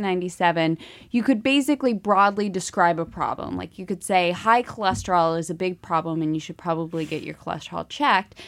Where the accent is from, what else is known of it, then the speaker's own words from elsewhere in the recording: Ohio, United States; moved away; I'm from Ohio